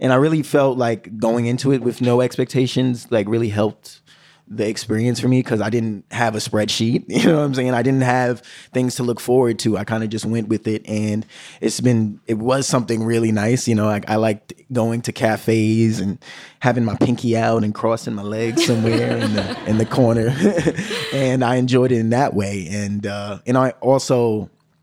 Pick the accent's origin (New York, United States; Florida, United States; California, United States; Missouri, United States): New York, United States; New York City; I'm from the Bronx